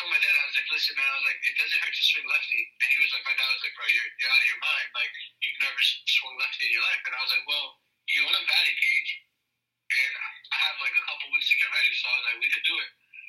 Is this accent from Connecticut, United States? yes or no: no; New York, United States; as a kid who was born and raised in New York, but speaks two languages, you know, have Hispanic parents